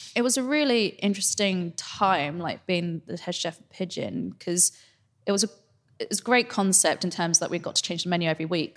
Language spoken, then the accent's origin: English; Singapore; now in London, United Kingdom; home is Singapore